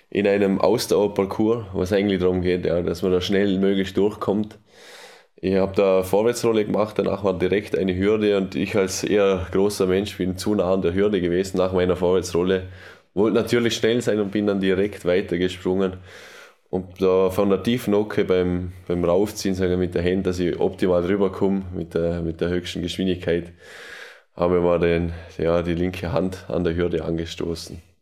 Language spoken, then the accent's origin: German; Austria; Kann man bei uns in Österreich leider nicht.